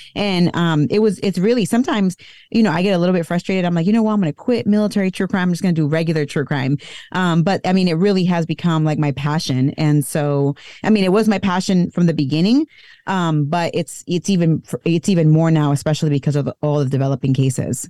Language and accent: English; United States; I was born here in the U S